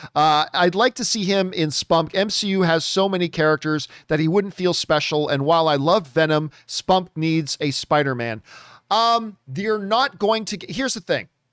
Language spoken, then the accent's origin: English; Hamilton, Ontario, Canada; my hometown of Hamilton, Ontario, Canada